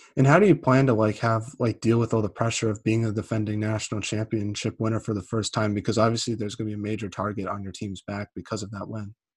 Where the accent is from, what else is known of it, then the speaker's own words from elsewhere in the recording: East Coast, United States; I'm not from Minnesota. I'm from the East Coast